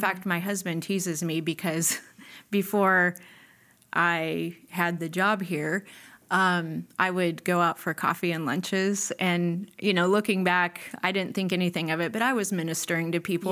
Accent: Nebraska, United States; moved away; I grew up in Nebraska.

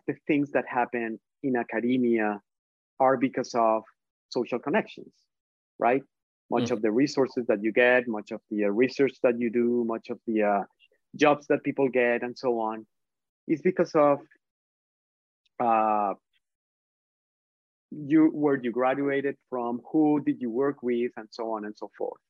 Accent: Colombia; English is a second language; moved away as an adult; also born or lived in Michigan, United States; now in United States; I am from Colombia, I'm from South America. I am Latinx. I have an accent. English is not my first language

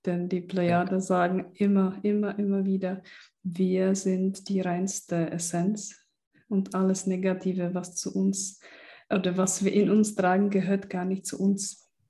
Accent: Czechia; moved away; ich bin auch in der Tschechei aufgewachsen im Kommunismus

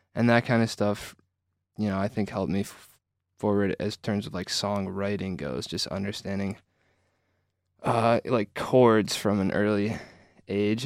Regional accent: Traverse City, Michigan, United States; I'm from Traverse City, Michigan

